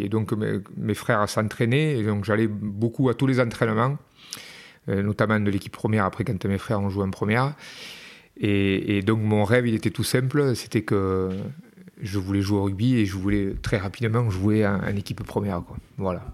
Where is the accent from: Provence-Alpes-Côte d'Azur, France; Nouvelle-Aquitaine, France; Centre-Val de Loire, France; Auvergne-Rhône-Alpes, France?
Nouvelle-Aquitaine, France; Peyrehorade; moved away as an adult; also born or lived in Dax; Je suis resté longtemps en Pérorade parce que je suis parti euh, tard de Pérorade.